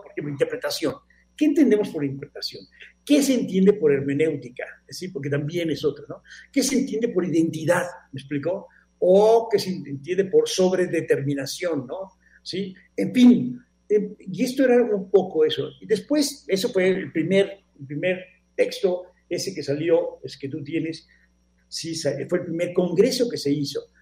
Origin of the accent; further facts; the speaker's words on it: Mexico; soy de México